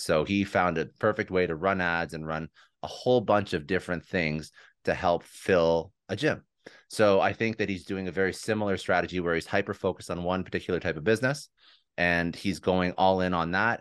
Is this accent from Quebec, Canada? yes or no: no; Toronto, Ontario, Canada; moved away as an adult; now in Fort Lauderdale, United States; But I'm originally from Toronto. We just moved down here about a year and a half ago